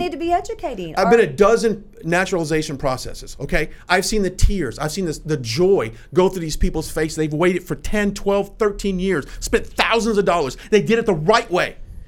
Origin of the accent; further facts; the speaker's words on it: United States; I live in this country. I was born here. I'm an American.